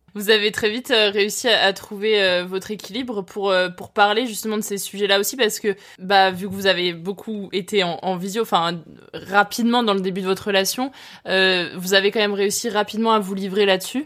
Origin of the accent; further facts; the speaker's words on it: Lyon, Auvergne-Rhône-Alpes, France; je suis originaire de Lyon